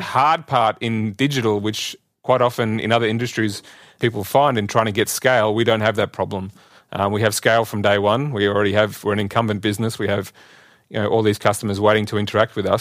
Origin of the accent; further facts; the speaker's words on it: Australia; moved away as an adult; also born or lived in Singapore / Gurgaon, India; now in Bonn, Germany; I was born in Australia and grew up there